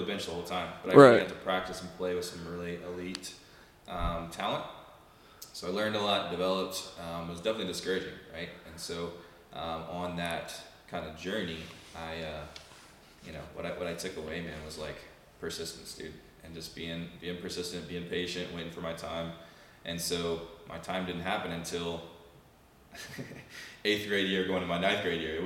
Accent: Huntsville, Alabama, United States; moved away as an adult; also born or lived in Mobile, Alabama / Georgia / Florida; born and raised in Huntsville, Alabama

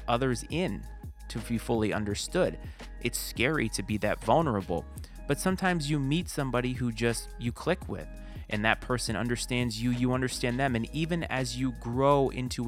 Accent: Bristol, Rhode Island, United States; moved away as an adult; I was born and raised in Bristol, Rhode Island

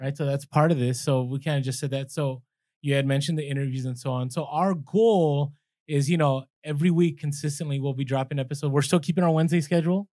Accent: San Francisco, California, United States; I grew up in San Fran

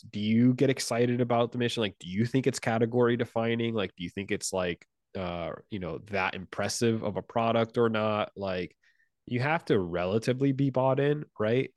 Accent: Puerto Rico; English is a second language; moved away; I'm originally from Puerto Rico

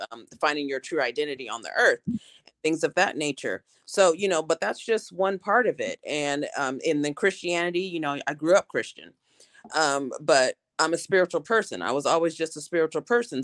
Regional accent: Portland, Oregon, United States; I'm from Portland, Oregon

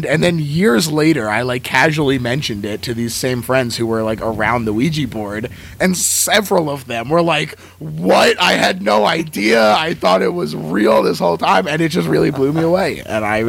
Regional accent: New Jersey, United States; I grew up in New Jersey

